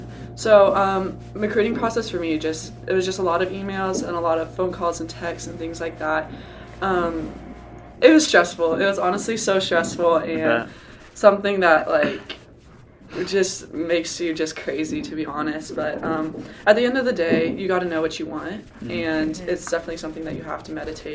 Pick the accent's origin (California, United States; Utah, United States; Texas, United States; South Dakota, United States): Texas, United States; I'm a Texan